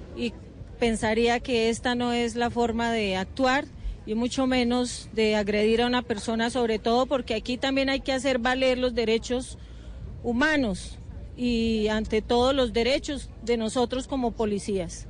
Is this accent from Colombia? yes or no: yes; Bogotá, Colombia